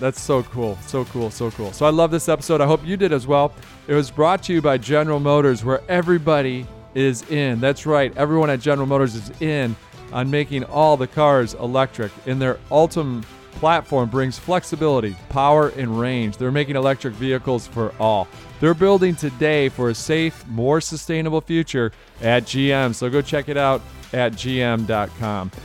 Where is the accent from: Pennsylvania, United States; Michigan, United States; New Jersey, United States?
Michigan, United States; I grew up in Michigan